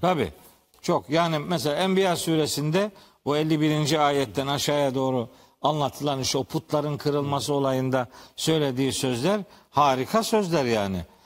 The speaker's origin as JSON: {"language": "Turkish", "region": "Trabzon", "country": "Turkey", "said": "ben Trabzonluyum"}